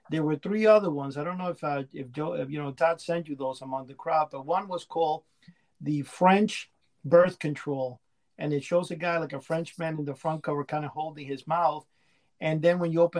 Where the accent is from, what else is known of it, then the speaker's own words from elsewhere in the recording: Cuba; born there; I was born in Cuba in a farm